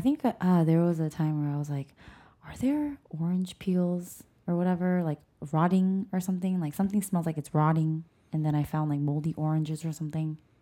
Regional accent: South Korea; moved away; I grew up in Korea

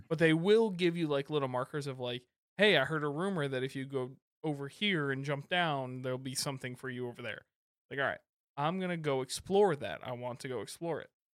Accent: Michigan, United States; I'm from Michigan

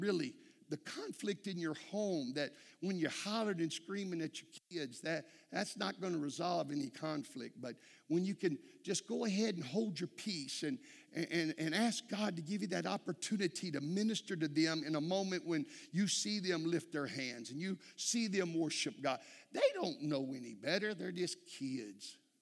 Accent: Texas, United States

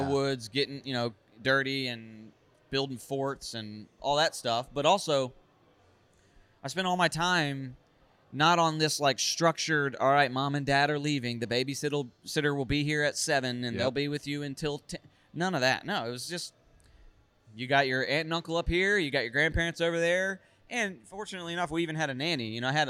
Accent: Raleigh, North Carolina, United States; literally where I grew up in Raleigh, because this is unique.

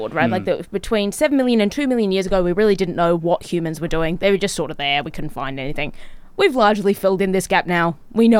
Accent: Gold Coast, Queensland, Australia; Growing up on the Gold Coast

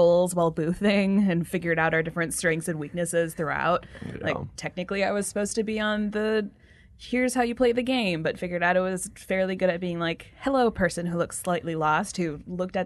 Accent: Midwest, United States; We're from the Midwest

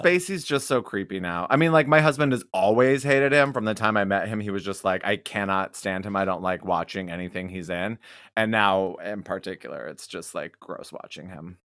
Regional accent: Wyoming, United States; I'm from Wyoming

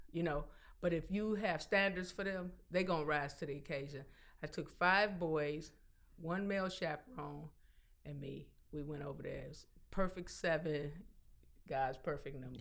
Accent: Detroit, Michigan, United States; I'm from the East Side, I'm grown

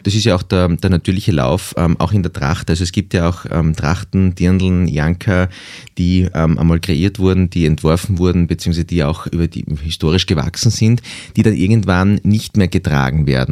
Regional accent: Graz, Styria, Austria; ich bin ja in der Stadt aufgewachsen, in Graz

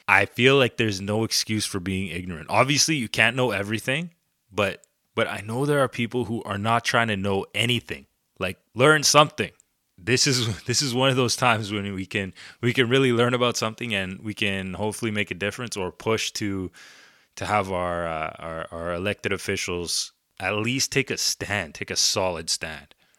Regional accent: Canada; I'm, I'm Canadian

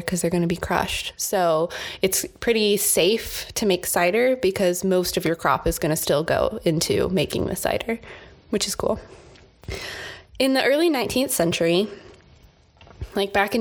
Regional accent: United States; we are American

